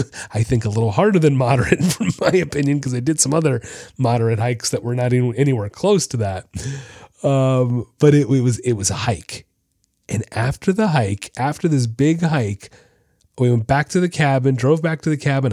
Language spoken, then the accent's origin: English; Florida, United States; also born or lived in Orlando; I'm from Florida